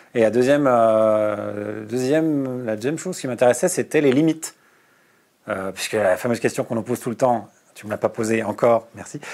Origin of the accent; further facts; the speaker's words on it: Bourgogne-Franche-Comté, France; also born or lived in Burgundy (near Dijon); Moi, je suis né en Bourgogne, à côté de Dijon, et j'ai grandi en Franche-Comté